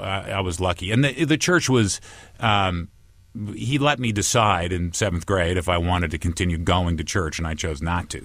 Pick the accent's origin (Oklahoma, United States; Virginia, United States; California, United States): California, United States; Santa Barbara; moved away as an adult; also born or lived in Chicago; I grew up surfing and stuff in Santa Barbara